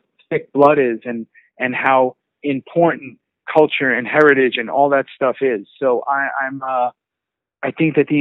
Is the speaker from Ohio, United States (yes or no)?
no; New York City, New York, United States; moved away as an adult; also born or lived in Los Angeles; I was born and raised in New York City. Staten Island